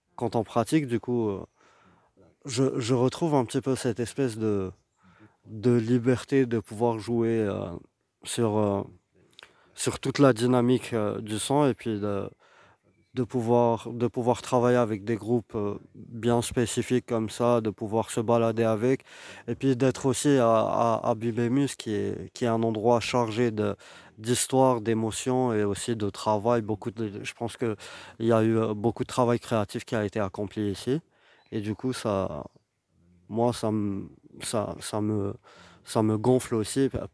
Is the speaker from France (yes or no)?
no; Algiers, Algiers Province, Algeria; je suis, euh, algérien, je viens d'Alger